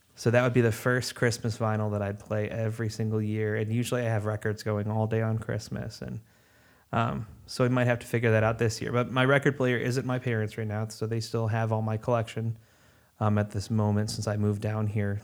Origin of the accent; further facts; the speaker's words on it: Chicago, Illinois, United States; moved away as an adult; now in North Carolina, United States; I'm originally from Chicagoland, uh, and I moved down here to North Carolina, uh, back in August of twenty